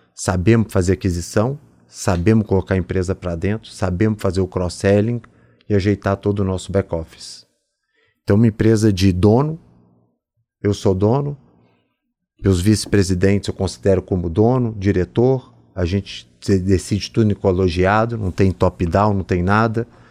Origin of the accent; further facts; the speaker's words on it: Belo Horizonte, Minas Gerais, Brazil; moved away; Sou mineiro, vim de Belo Horizonte